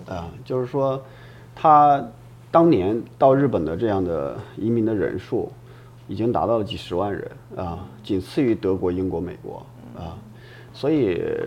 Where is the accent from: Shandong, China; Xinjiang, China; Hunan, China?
Shandong, China; now in Japan; 我本身我老家山东人啊，啊。就孔孟之乡嘛